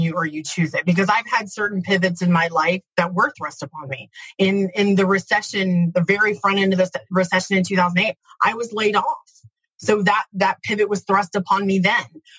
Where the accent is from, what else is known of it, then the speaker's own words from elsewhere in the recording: Midwest, United States; I'm from the Midwest, pretty blue-collar, hardworking kind of place